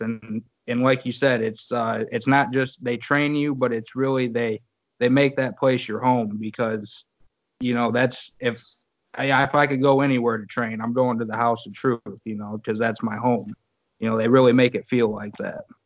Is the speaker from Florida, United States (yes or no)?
no; Battle Creek, Michigan, United States; I'm from Battle Creek